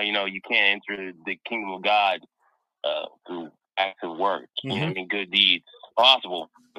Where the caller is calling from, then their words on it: DMV, United States; By the way, for the audience, in case you didn't know, I'm over in the DMV.